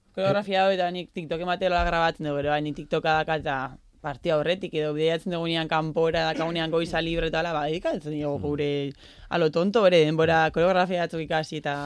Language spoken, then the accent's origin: Basque; Elgoibar, Basque Country, Spain; moved away as an adult; also born or lived in Barakaldo; now in San Sebastián, Spain; elgoberren, elgoberren hasi nintzen txikitan